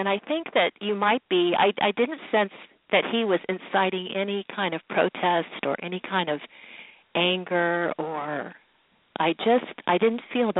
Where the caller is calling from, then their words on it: Dayton, Ohio, United States; From Dayton, Ohio.